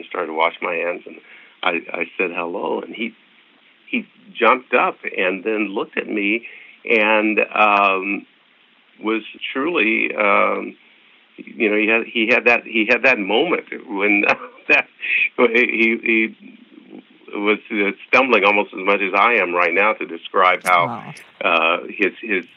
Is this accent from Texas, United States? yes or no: no; Oskaloosa, Kansas, United States; moved away; my hometown in Kansas, Oskaloosa, Kansas